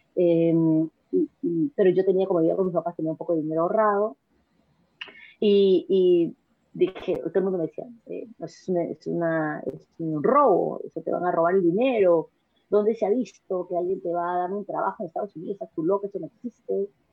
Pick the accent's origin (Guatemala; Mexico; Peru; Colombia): Peru; moved away as an adult; also born or lived in New York; now in United States; yo nací en el Perú, eh, me crié en el Perú